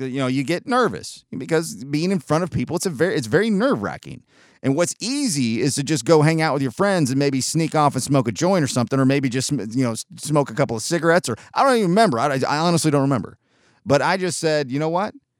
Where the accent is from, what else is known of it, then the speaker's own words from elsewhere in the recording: Chattanooga, Tennessee, United States; also born or lived in San Diego, California / Georgia; my entire life, though I've been back to Southern California where I was born in San Diego a couple of times, I am a Chattanooga, Tennessee guy